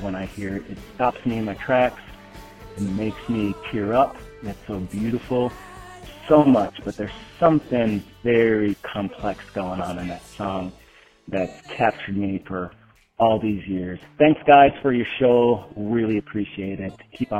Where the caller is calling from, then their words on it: Durango, Colorado, United States; I'm calling from Durango, Colorado.